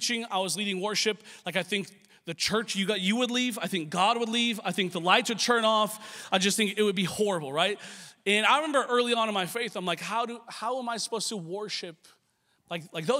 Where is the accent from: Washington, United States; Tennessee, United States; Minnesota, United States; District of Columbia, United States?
Washington, United States; now in Los Angeles, United States; I grew up in Washington State